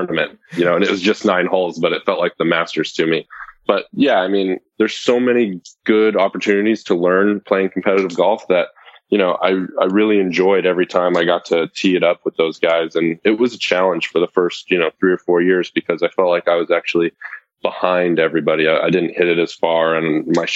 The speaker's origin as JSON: {"language": "English", "town": "Los Alamitos", "region": "California", "country": "United States", "tie": "born or raised there", "said": "I grew up kind of near Long Beach in a city called Los Alamitos in Southern California."}